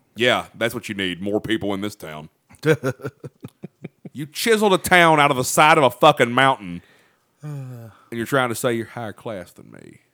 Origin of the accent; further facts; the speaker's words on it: Chesapeake, West Virginia, United States; when I was growing up in Chesapeake